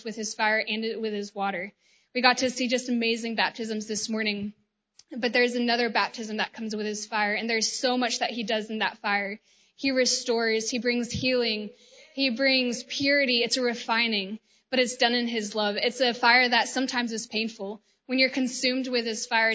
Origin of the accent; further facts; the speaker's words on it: Georgia, United States; I am from the United States, from the state of Georgia